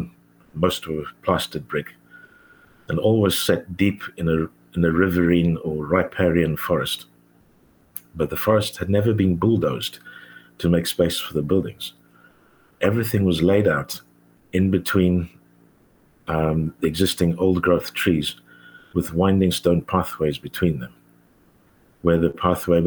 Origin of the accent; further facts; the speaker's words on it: South Africa; accent: Australo-African; moved away as an adult; now in London, United Kingdom; I grew up in South Africa, spent I've spent nearly half of my life in London, where I have a family